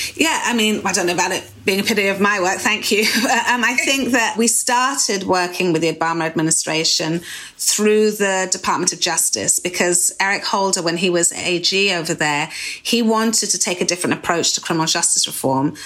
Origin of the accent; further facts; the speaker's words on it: United Kingdom; moved away as an adult; now in United States; especially being European as we used to be in the UK.